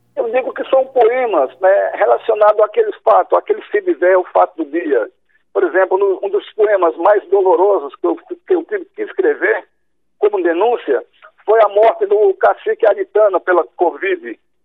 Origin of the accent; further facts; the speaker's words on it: Murici, Alagoas, Brazil; minha infância em Murici